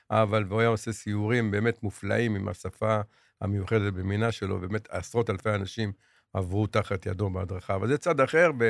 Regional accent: Jerusalem, Jerusalem District, Israel; born there; אני נולדתי בערך 25 מטרים מבית הכנסת אדס.

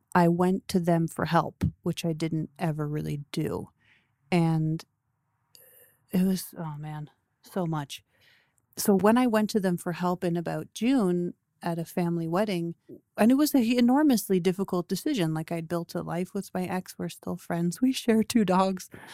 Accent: Toronto, Ontario, Canada; we moved to the farm when I was four. I grew up in Toronto

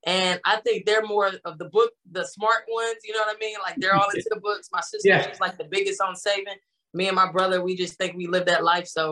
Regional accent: Marietta, Georgia, United States; also born or lived in Jacksonville, Florida / St. Augustine, Florida; I was born in Jacksonville, Florida, but my parents, but we lived in St. Augustine. They moved up to Atlanta, Marietta, Georgia when I was 7

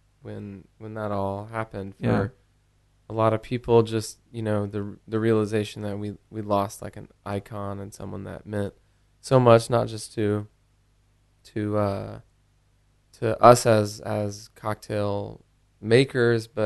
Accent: Norman, Oklahoma, United States; moved away; I grew up in Norman, Oklahoma.

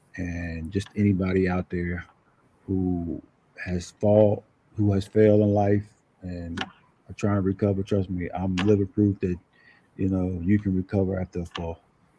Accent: Newark, New Jersey, United States; moved away; I'm from Newark, New Jersey.

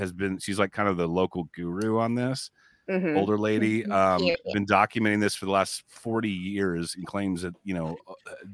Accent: Texas, United States; I grew up in Texas

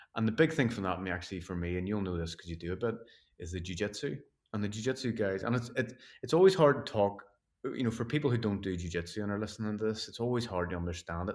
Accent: Belfast, Northern Ireland, United Kingdom; growing up in Belfast and where Northern Ireland was never great through those sort of times

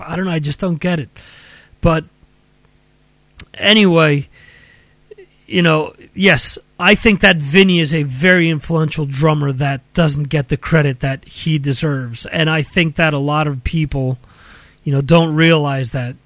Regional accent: Dover, New Jersey, United States; my hometown of Dover, New Jersey

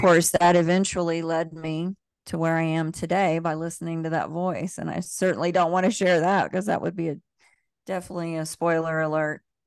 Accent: the South, United States; I grew up in the South, in the Bible Belt

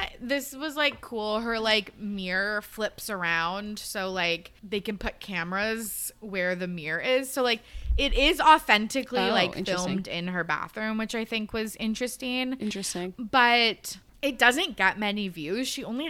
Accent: Canada; As a Canadian, like

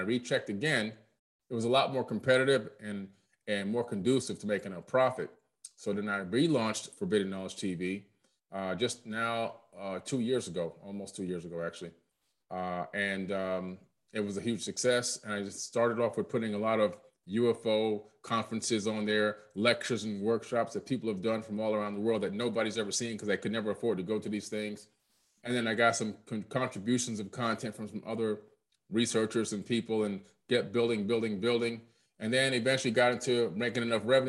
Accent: Opa-locka, Florida, United States; also born or lived in Queens, New York; I was born in Queens, New York, but moved to Florida at a very early age, moved down in 1977 to Miami. And we lived in Opa-locka

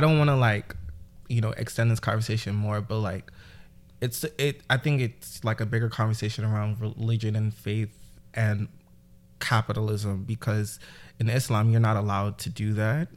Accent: New York City, New York, United States; I'm from Brooklyn, New York, uh, specifically East New York.

